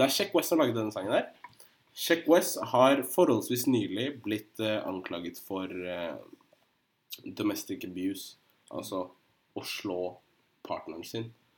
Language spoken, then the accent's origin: Norwegian; Drammen, Buskerud, Norway; Jeg er fra Drammen